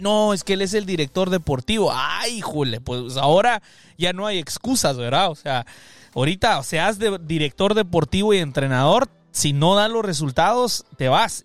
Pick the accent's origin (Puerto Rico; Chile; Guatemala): Guatemala; now in United States; soy centroamericano guatemalteco, pero que resido acá en los Estados Unidos.